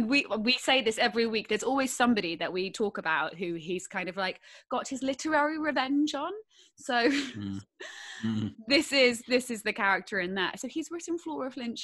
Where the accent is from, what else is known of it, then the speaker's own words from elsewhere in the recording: Bangkok, Thailand; moved away; In Thailand, in Bangkok